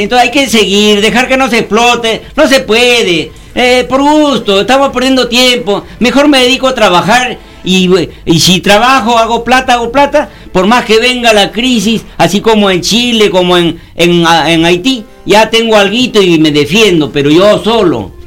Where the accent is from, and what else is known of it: Peru